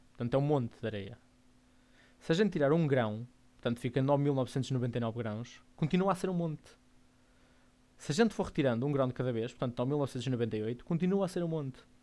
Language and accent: Portuguese; Porto, Norte, Portugal; sou do Porto. Portanto, vou dizer muito calão Porto, portuense